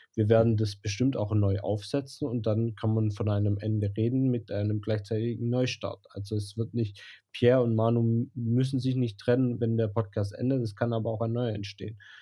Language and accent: German; Blochingen, Baden-Württemberg, Germany; accent: Swabian; Schwäbisch, weil ich bin in Bloching aufgewachsen.